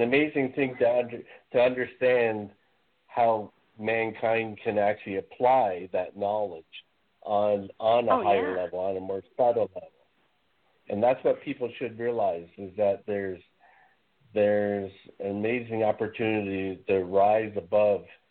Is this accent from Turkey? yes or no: no; Canada; I'm Canadian